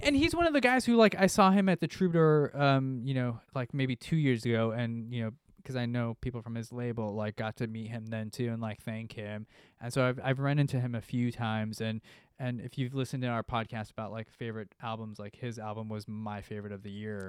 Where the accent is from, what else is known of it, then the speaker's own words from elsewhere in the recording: United States; I'm from America